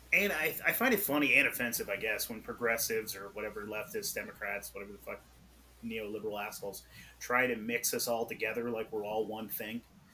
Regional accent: Pacific Northwest, United States; also born or lived in Portland metro area, Oregon; I grew up in the Pacific Northwest

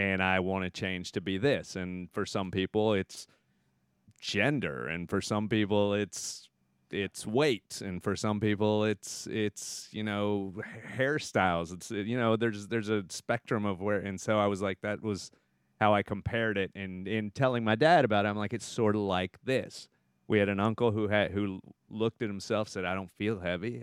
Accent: Texas, United States; moved away; I'm from Texas

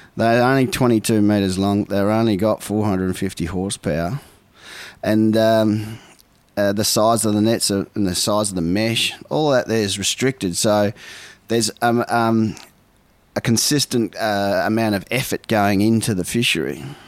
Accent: Port Lincoln, South Australia, Australia; also born or lived in Ballina, New South Wales; I grew up in Port Lincoln, South Australia. I was born in Ballina.

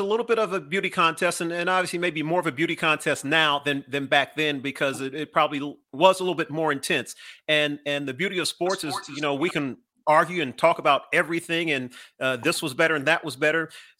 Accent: California, United States; even though I'm originally from Southern Cal and have a lot of Laker tie-ins

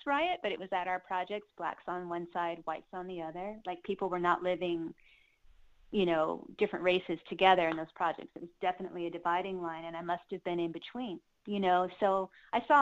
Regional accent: Henderson, Kentucky, United States; also born or lived in South Dakota; I moved to Kentucky when I was 3. I was born in South Dakota.

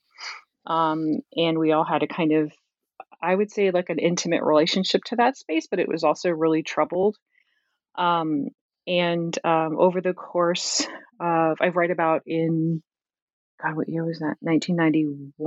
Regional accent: Camden, New Jersey, United States; moved away; also born or lived in Berkeley, California; I'm from Camden, New Jersey.

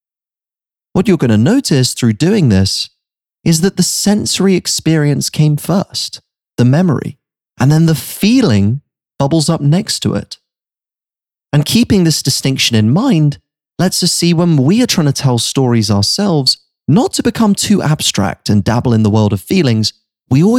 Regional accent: United Kingdom; moved away as an adult; also born or lived in New York City; I'd been living in a bubble growing up in the United Kingdom my whole life

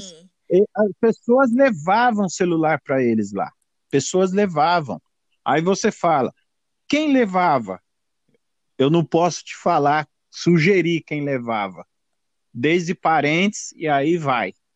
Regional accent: São Paulo, Brazil; moved away as an adult; now in United States; eu sou de São Paulo, é, é, tenho 55 anos de idade e nasci em São Paulo

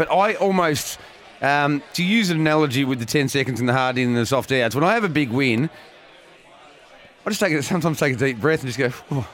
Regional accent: Geelong, Victoria, Australia; my hometown Geelong Cup when I was about 19 or 20

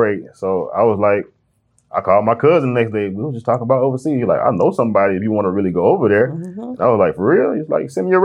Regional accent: Riverdale, Georgia, United States; I'm originally from Riverdale, the College Park area. It's kind of where I grew up.

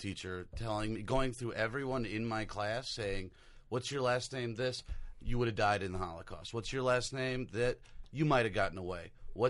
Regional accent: the South, United States; growing up in the South, in an area where I was the first Jewish kid a lot of people

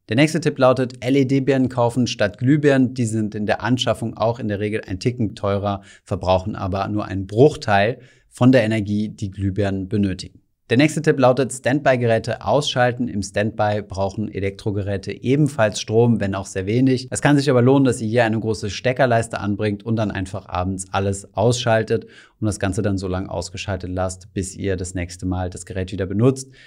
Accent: Germany; bei uns in Deutschland

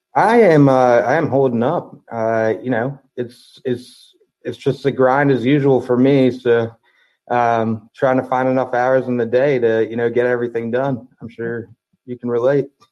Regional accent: Baltimore/DC area, Maryland, United States; also born or lived in Toledo, Ohio; I've been uh, in the Baltimore slash DC area, in between in the suburb, um, since then. So 32, 30, yeah, 32 and a half years

